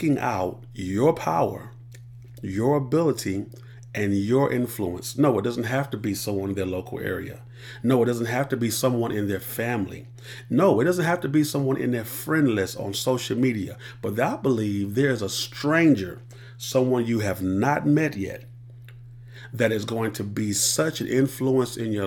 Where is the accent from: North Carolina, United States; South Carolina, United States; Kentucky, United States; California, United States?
South Carolina, United States; Columbia; born and raised in Columbia, South Carolina